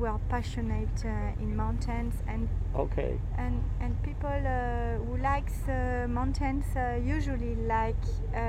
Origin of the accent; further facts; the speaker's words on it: south of France, France; I'm from the south of France.